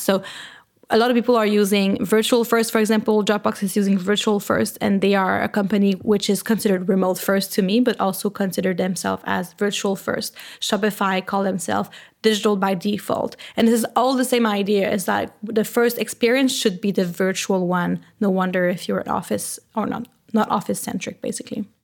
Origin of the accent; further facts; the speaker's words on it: Canada; accent: French; English is a second language; now in Berlin, Germany; I am originally from Canada. I am French Canadian, so I have a little French accent when I speak English